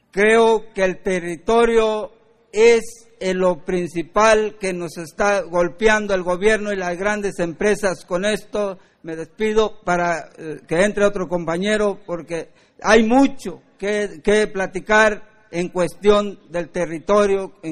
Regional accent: Ayotitlán, Jalisco, Mexico; soy el representante legal del Consejo de Mayores de mi comunidad indígena de Ayotitlán, municipio de Cuautitlán, estado de Jalisco.

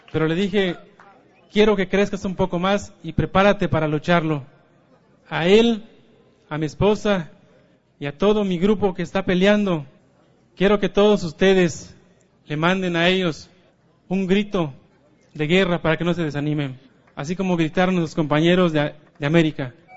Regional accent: Yucatán Peninsula, Mexico; vengo de la península de Yucatán

